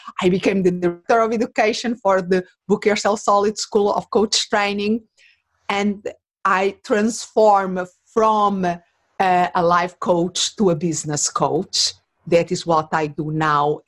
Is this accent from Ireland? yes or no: no; Portugal; English is a second language; moved away as an adult; now in Phoenix, United States; I was not born in this country that now is my home. I live in Arizona, in Phoenix, but originally I'm from Portugal